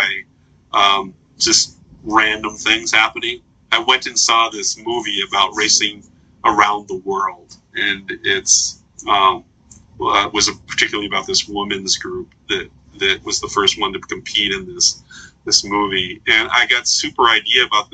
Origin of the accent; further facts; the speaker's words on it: Philadelphia, Pennsylvania, United States; moved away; also born or lived in Minnesota; I grew up in Philadelphia